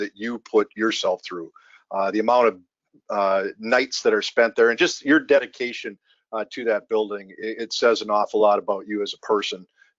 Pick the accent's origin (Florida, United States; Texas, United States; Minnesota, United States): Minnesota, United States; moved away as an adult; now in Los Angeles, United States; I was born in Minnesota and I'm stuck with being a Minnesota fan.